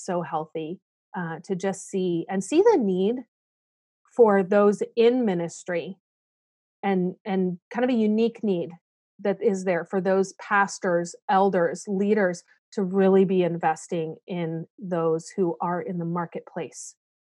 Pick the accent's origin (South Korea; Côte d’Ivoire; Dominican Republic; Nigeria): South Korea; I'm a missionary kid. Yeah. I grew up in Korea.